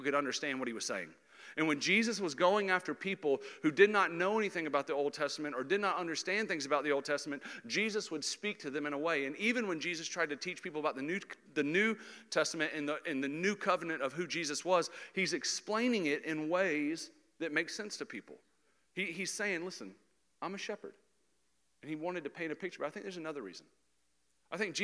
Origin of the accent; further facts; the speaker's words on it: Jacksonville, Florida, United States; I grew up in Jacksonville, Florida